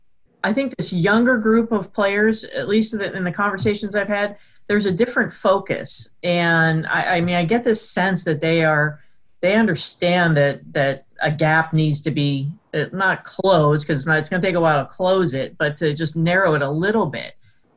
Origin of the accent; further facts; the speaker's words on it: Cincinnati, Ohio, United States; moved away; also born or lived in Michigan; I grew up in Ohio.